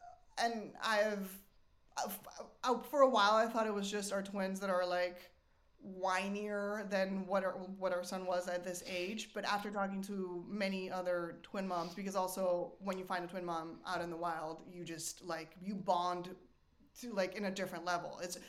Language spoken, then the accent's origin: English; Argentina; I'm from Argentina, and we moved around a lot because of my dad's job. I lived in, like, 3 or 4 different countries